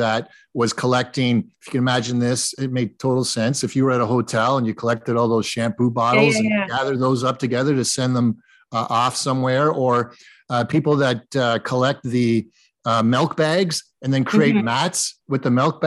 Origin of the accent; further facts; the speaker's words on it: Waterloo, Ontario, Canada; I grew up in Waterloo.